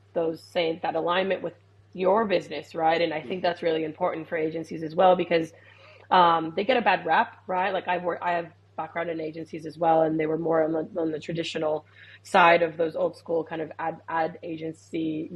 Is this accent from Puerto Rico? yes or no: yes; Puerto Rico; also born or lived in United States; now in Australia; I grew up in the Caribbean. I'm from Puerto Rico